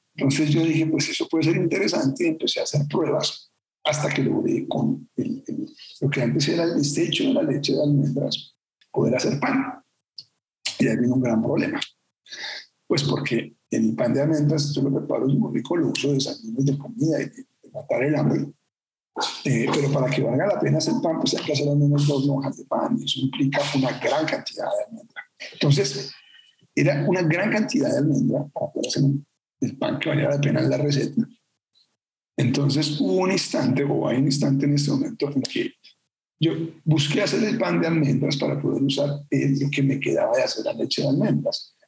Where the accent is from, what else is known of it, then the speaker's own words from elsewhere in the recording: Bogotá, Colombia; Yo soy bogotano